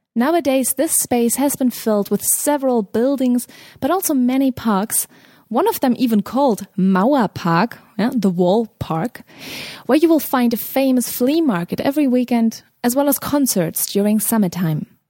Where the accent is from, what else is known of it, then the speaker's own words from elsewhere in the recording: Berlin, Germany; my hometown Berlin